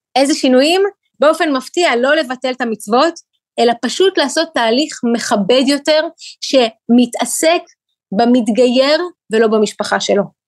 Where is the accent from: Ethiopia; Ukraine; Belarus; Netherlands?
Ukraine; now in Israel; ילידת אוקראינה. כשאני עליתי לארץ בשנת 91, זה היה אחרי אה, שהמדינה שבה גדלתי ונולדתי